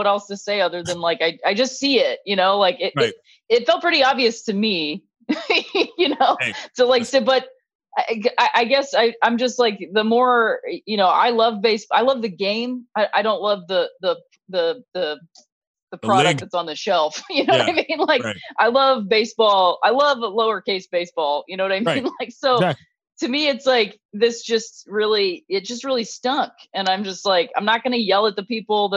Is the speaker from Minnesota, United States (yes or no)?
no; Akron, Ohio, United States; I grew up in Akron